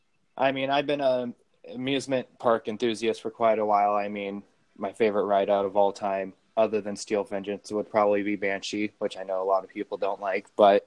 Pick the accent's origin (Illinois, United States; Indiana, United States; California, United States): Indiana, United States; Indianapolis; I'm local from Indy, born and raised on the east side.